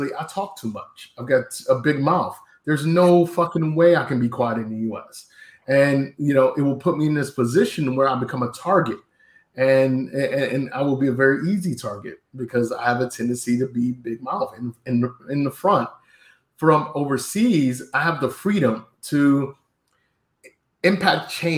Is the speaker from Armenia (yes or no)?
no; Cleveland, Ohio, United States; also born or lived in Texas; now in Bangkok, Thailand; I grew up in Cleveland and I call Texas home.